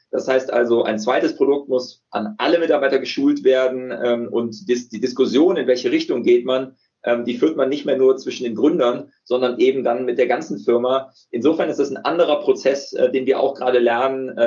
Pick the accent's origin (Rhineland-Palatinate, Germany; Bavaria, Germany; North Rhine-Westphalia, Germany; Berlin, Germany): North Rhine-Westphalia, Germany; Bonn; born there; Ich bin Bonner, ich bin äh, hier in Bonn geboren